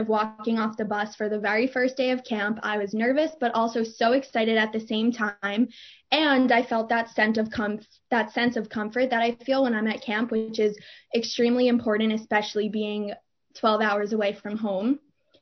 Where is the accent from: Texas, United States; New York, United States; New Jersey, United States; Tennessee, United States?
New Jersey, United States; Demarest; I'm from Demarest, New Jersey